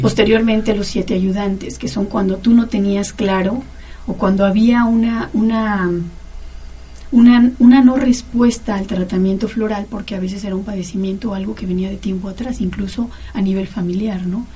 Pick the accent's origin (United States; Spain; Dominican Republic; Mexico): Mexico; Mexico City; moved away; en el Distrito Federal, que es de donde yo vengo